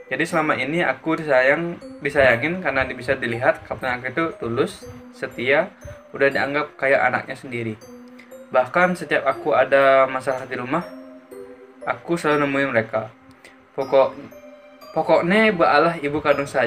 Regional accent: Gianyar, Bali, Indonesia; Sementara aku dari Gianyar.

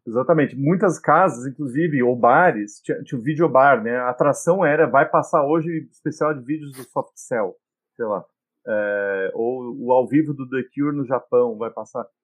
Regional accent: Brazil; also born or lived in England; Eu nasci na Inglaterra e com dois anos a família se mudou para o Brasil.

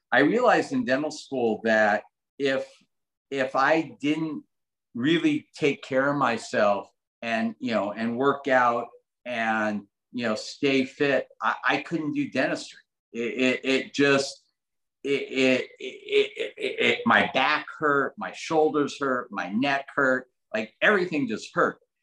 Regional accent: Los Angeles, California, United States; I grew up in Granada Hills

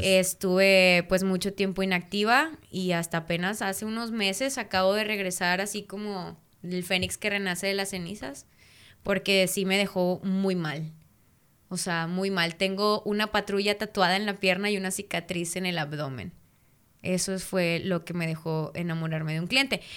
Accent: Mexico; los mexicanos, ahora sí que se va a escuchar bien medio vulgar son, pero son bien chileros

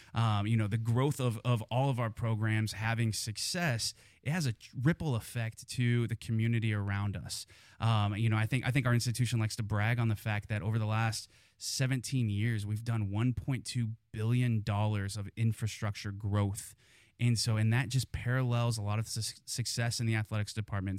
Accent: Kansas, United States; moved away as an adult; also born or lived in Missouri; now in Fort Worth, United States; I grew up in Kansas

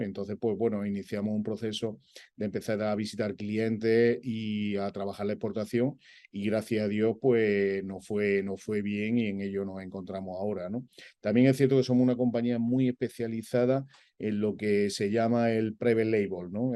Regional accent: Granada, Andalusia, Spain; also born or lived in Madrid; yo me considero granadino a todos los efectos porque me he desarrollado allí tanto, tanto personal como profesionalmente.

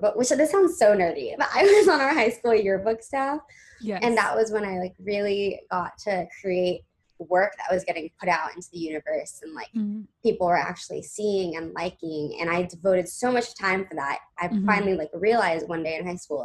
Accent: Los Angeles, California, United States; now in New York City, United States; I'm originally from Los Angeles. I live like right outside in the southern suburbs in Orange County. So I grew up really just surrounded by the entertainment industry

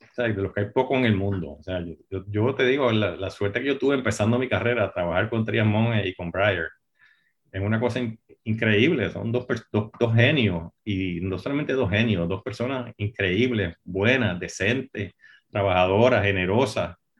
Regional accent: Puerto Rico; nací y me crié en Puerto Rico

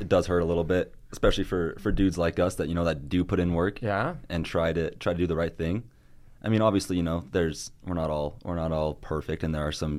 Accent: Riverton, Utah, United States; I'm from Rivertown, Utah.

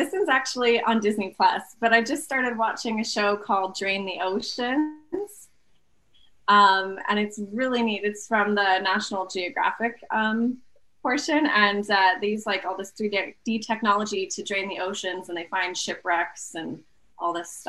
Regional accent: St. Albert, Alberta, Canada; now in Edmonton, Canada; I was born in St. Albert, Alberta. Okay. And I lived there my whole life, except for this past year. I've just been in Edmonton

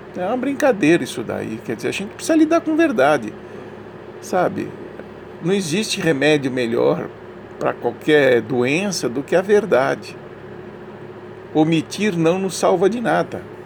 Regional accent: Brazil; Eu já sou brasileiro há muitos anos, né? nasci aqui

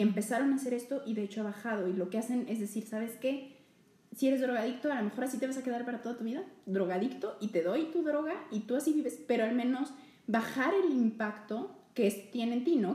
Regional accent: Mexico

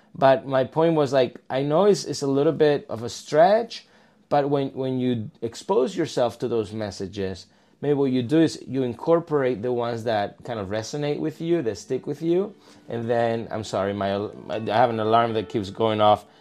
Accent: Malaga, Andalusia, Spain; moved away as an adult; also born or lived in Palma de Mallorca, Spain; now in Katy, United States; I'm originally from Spain. Uh, I grew up in Malaga, which is southern Spain. I was born in Palma

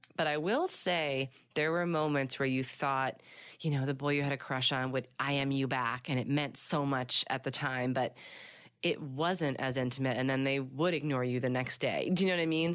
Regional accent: Philadelphia, Pennsylvania, United States; now in Los Angeles, United States; I was born and raised in Philly

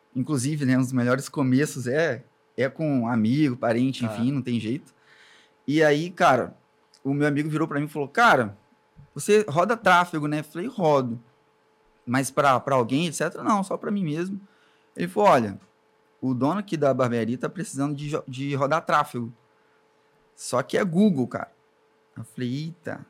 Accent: Espírito Santo, Brazil; born or raised there; also born or lived in Alcobaça, Bahia / Ubu, Espírito Santo

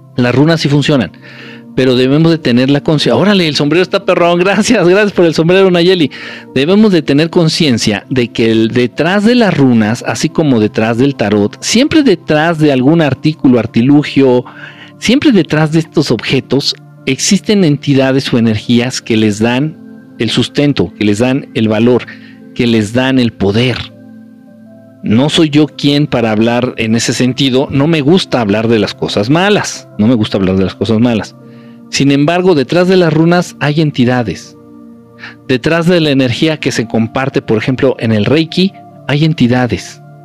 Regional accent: Mexico; moved away; nací en México y que mucho tiempo he vivido en México

